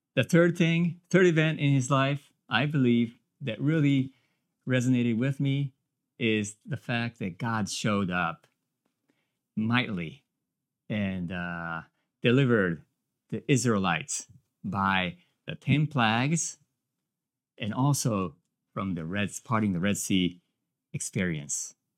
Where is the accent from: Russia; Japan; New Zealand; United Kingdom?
Japan; moved away as an adult; now in United States; I came from Japan